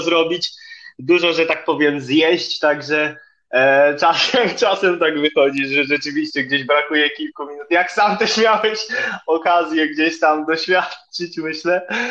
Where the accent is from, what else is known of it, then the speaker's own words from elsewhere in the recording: Ostróda, Warmian-Masurian Voivodeship, Poland; also born or lived in Olsztyn; jestem z Ostrudy